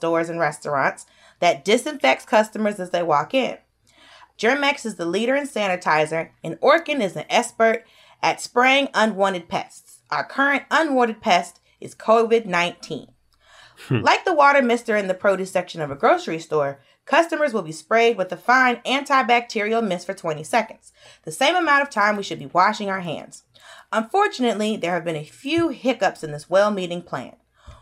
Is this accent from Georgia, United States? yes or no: yes; Georgia, United States; I'm from Georgia, and I go to Alabama all the time